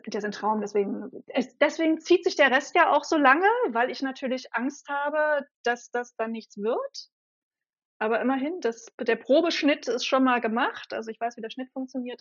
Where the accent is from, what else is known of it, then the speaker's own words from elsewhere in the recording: Berlin, Germany; Ich bin eine waschechte Berliner Pflanze und für alle, die es dann noch präziser wissen wollen, eine Ostberliner Pflanze